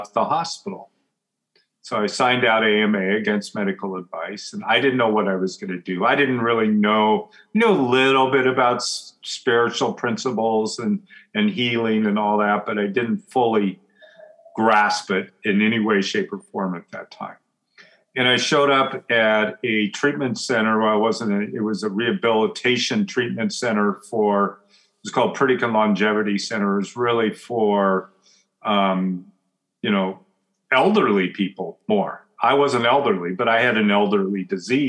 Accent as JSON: {"language": "English", "region": "Oregon", "country": "United States", "tie": "born or raised there", "said": "I grew up in Oregon"}